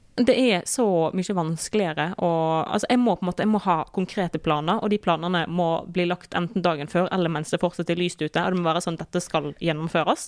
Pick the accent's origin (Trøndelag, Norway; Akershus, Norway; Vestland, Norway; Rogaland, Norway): Vestland, Norway; Osterøy; vi gjør det hjemme på Osterøy